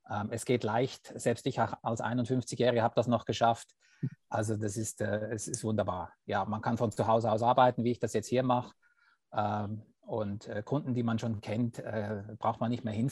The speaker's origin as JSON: {"language": "German", "country": "Switzerland", "said": "ich bin Schweizer und ich bin seit 20 Jahren Finanzplaner."}